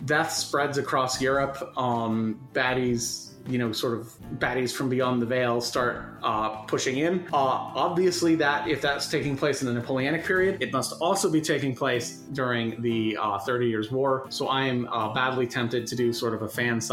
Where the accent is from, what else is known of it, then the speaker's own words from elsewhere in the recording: United States; someone growing up in the United States